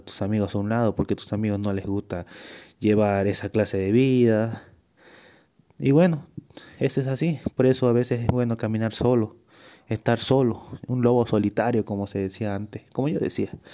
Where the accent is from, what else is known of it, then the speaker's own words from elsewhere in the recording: Bolivia; also born or lived in Cochabamba, Bolivia; yo soy un atleta boliviano. vivo en Bolivia, pero en el departamento de Cochabamba.